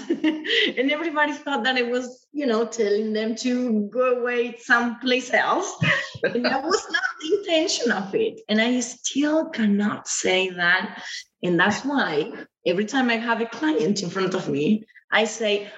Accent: Argentina; English is a second language; moved away as an adult; also born or lived in Greeley, United States; now in Buenos Aires, Argentina; when I was 18 years old, from a little town in Argentina to another town in the United States

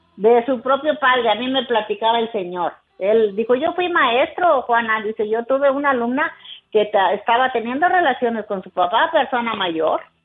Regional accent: Mexico; yo soy de, de Villaportemo, adelante de Estación Manuel

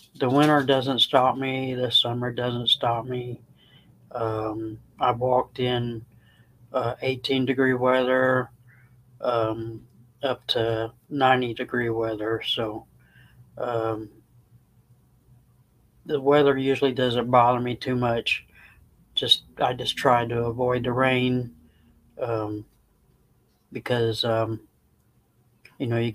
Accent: Indiana, United States; moved away as an adult; now in Crossville, United States; I'm originally from Indiana.

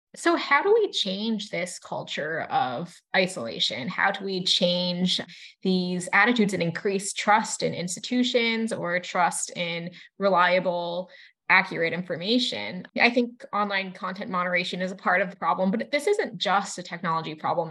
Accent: Massachusetts, United States; growing up in Massachusetts

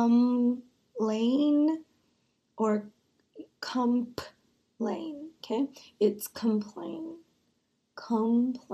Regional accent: United States; I am an American

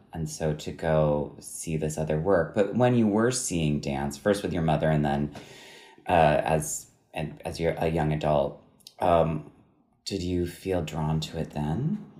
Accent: New York, United States; We grew up in New York as well.

